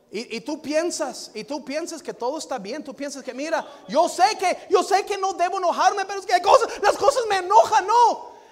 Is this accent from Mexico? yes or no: no; Lewisville, Texas, United States; Louisville, Texas, donde yo nací